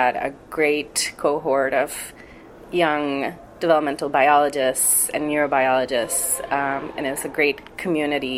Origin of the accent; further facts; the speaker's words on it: San Juan, Puerto Rico; I was born in Puerto Rico. I'm from the capital region, San Juan, Puerto Rico.